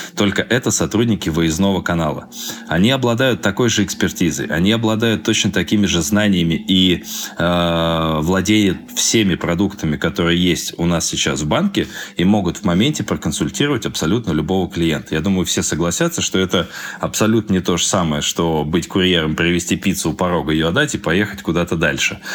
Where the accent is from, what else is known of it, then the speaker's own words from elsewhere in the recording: Moscow, Russia; also born or lived in Krasnoyarsk; Сам я москвич